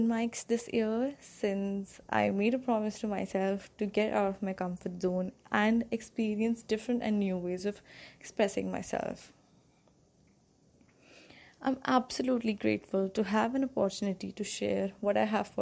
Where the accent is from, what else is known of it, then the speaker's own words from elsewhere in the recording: Ghaziabad, Uttar Pradesh, India; I'm from Ghaziabad, which is a city in UP.